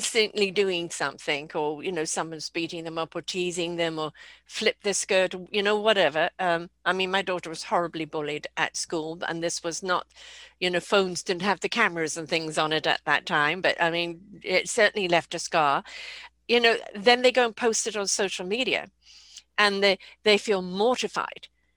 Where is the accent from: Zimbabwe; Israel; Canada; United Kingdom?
United Kingdom; I'm British